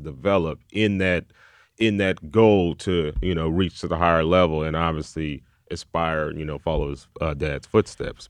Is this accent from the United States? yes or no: yes; Columbus, Ohio, United States; moved away; I'm originally from Columbus, Ohio